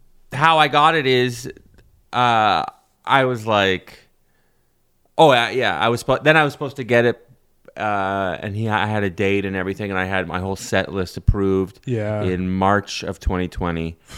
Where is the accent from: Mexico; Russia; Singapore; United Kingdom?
Russia; I'm from Russia somehow.